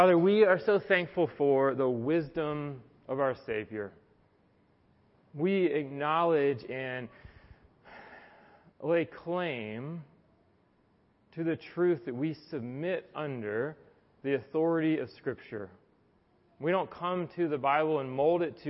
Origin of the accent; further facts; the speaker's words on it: the South, United States; now in Atlanta, United States; I was from the South